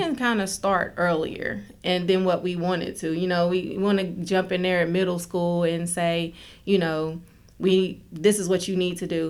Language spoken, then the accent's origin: English; Oak Hill, West Virginia, United States; moved away as an adult; now in Charleston, United States; I'm from Oak Hill, Fayette County